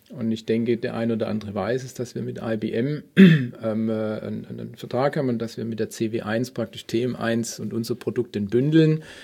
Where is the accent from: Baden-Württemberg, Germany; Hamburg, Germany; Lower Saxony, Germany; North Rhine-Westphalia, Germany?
Baden-Württemberg, Germany; Stuttgart; now in Munich, Germany; gebürtig aus Stuttgart